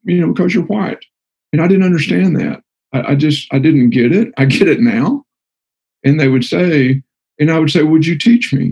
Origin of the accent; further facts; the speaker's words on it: Texas, United States; I'm from Texas, and we call everybody guys, or guys and gals